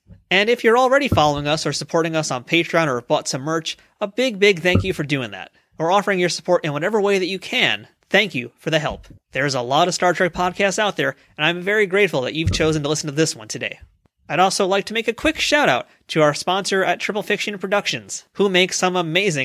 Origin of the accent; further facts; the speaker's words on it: New York, United States; I'm a New Yorker